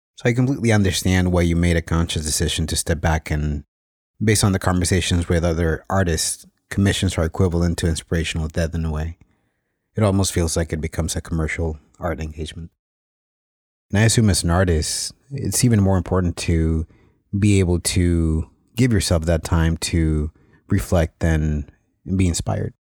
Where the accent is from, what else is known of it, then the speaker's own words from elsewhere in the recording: Mexico; growing up in Mexico